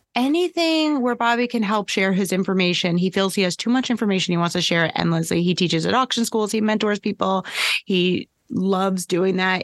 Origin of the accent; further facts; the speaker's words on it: New York, United States; I'm a New Yorker